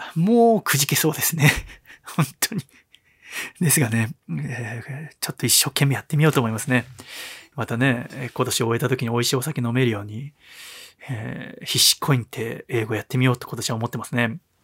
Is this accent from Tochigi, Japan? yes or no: no; Tokyo, Japan; やっぱ江戸っ子ですよね。